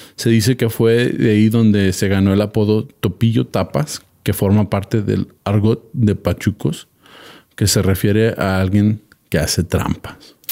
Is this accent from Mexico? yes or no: yes; Mexico; como mexicano